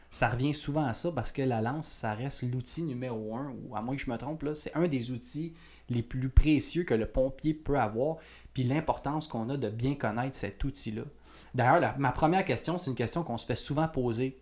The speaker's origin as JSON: {"language": "French", "region": "Quebec", "country": "Canada", "said": "chez nous au Québec"}